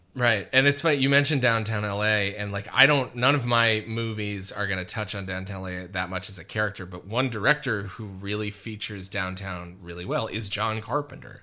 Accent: Wisconsin, United States; now in Los Angeles, United States; a fucking white kid growing up in Wisconsin

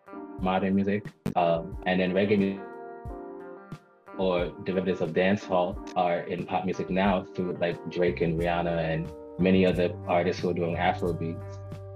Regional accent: Antigua & Barbuda; also born or lived in Guyana / New York, United States; I was born in New York. I am a West Indian. My mom is from Antigua. My dad is from Guyana. I was raised in Antigua and Guyana as a child. So I'm very West Indian centered.

